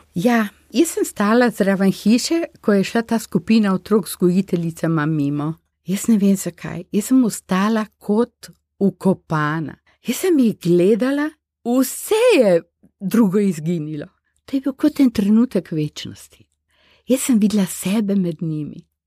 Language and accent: Slovenian; Slovenia; moved away as an adult; smo bili slovenci